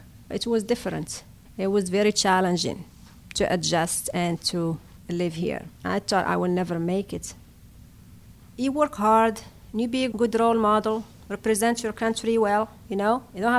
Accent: Fquih Ben Salah, Béni Mellal-Khénifra, Morocco; moved away as an adult; now in Pittsburgh, United States; I was born in Morocco in November 1971 in Fkiban Saleh city.

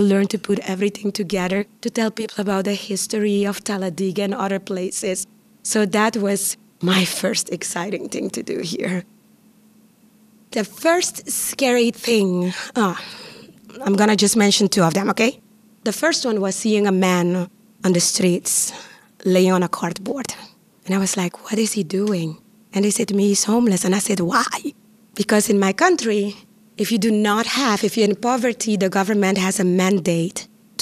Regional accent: Curaçao; first language Papiamentu; English is a second language; moved away as an adult; also born or lived in Costa Rica; now in Pittsburgh, United States; I am from the island of Curaçao, born and raised in the Dutch Caribbean islands.

